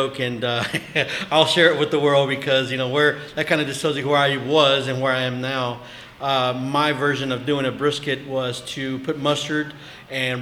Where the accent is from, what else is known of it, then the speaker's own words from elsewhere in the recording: Lubbock, Texas, United States; moved away; I'm from Lubbock." So back in Lubbock, at that time, you didn't have any good barbecue.